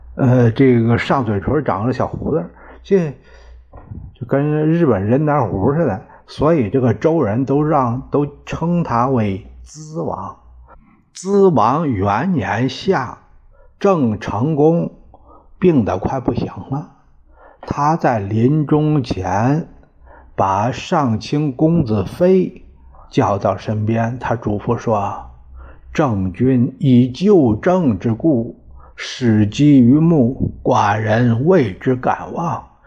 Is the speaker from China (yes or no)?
yes; Puyang, Henan, China; 因为是我们老家那儿，现在有七城公园儿